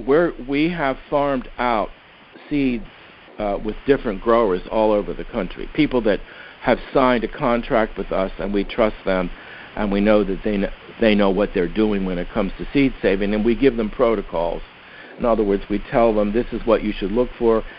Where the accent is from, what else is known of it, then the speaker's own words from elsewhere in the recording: Philadelphia, Pennsylvania, United States; I'm from Philadelphia